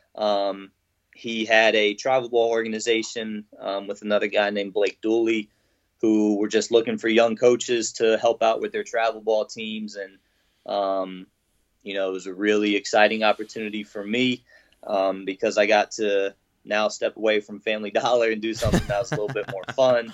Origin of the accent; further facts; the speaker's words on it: Norfolk, Virginia, United States; I'm from Norfolk, Virginia